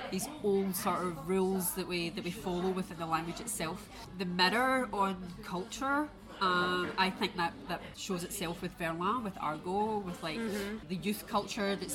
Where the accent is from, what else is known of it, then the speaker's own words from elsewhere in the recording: Scotland, United Kingdom; accent: Scottish; my Scottish accent makes my vowels very heavy